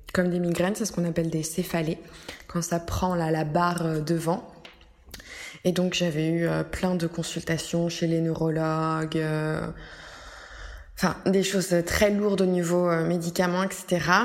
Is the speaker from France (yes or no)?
yes; France; moved away as an adult; now in Rome, Italy; Je suis française à la base